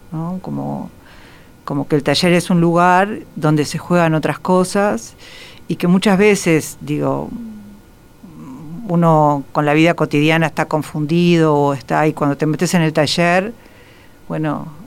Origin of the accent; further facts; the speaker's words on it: Montevideo, Uruguay; crecí una parte en Carrasco, pero en los años, a principios de los 60